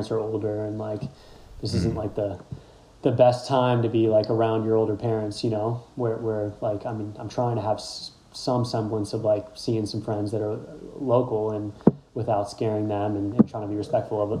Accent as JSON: {"language": "English", "town": "Washington", "region": "District of Columbia", "country": "United States", "said": "I'm from Washington, D.C. area"}